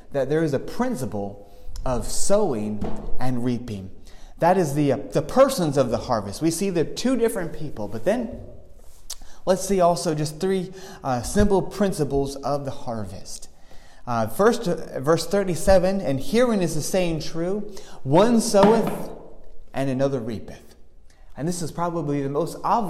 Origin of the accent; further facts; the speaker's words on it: Dublin, Leinster, Ireland; I grew up in Dublin, and we don't have many gardens.